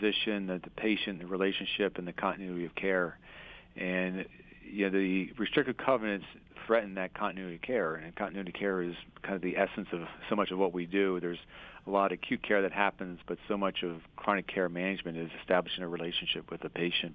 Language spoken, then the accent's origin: English; Harrisburg, Pennsylvania, United States; also born or lived in Philadelphia; I'm a Pennsylvania native. I was born in Philadelphia, and I spent 2 years there and then moved to the Harrisburg area and kind of grown up my entire life here